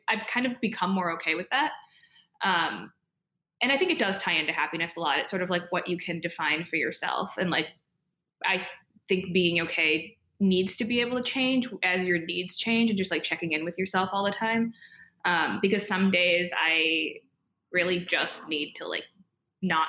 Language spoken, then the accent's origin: English; Ann Arbor, Michigan, United States; moved away as an adult; I'm from Michigan, or grew up in Michigan in Ann Arbor